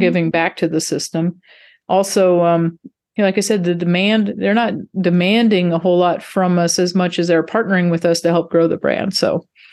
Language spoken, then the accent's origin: English; North Dakota, United States; moved away as an adult; also born or lived in Texas; I grew up in North Dakota of all places, but, uh, went to school in Texas